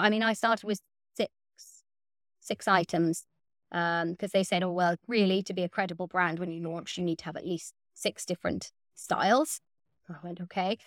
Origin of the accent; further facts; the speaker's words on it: West Cork, Munster, Ireland; moved away as an adult; also born or lived in West Wales; now in Wales, United Kingdom; I grew up in West Cork in Ireland